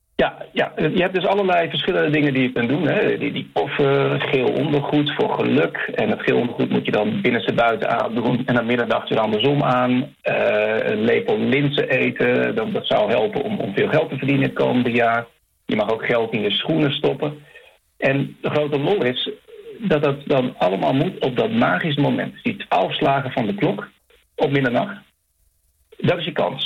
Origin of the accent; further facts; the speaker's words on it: Netherlands; now in Chile; zelf als Nederlander